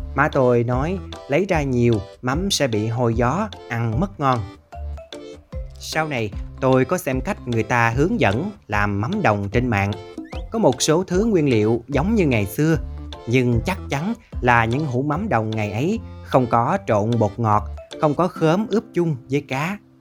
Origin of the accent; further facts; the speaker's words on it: Mekong Delta, Vietnam; ở quê tôi, hầu như người lớn ai cũng thuộc lao cách làm mắm đồng